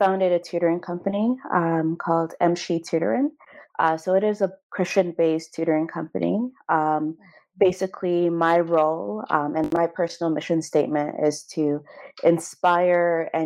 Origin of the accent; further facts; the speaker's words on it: Canada; I was born in Canada to Ghanaian parents.